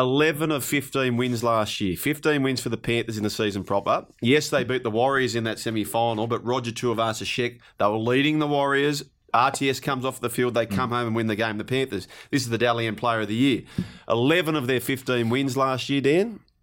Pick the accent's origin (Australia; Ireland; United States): Australia; Penrith, New South Wales; I grew up on York Road in Penrith, South Penrith. I went to South Penrith Public School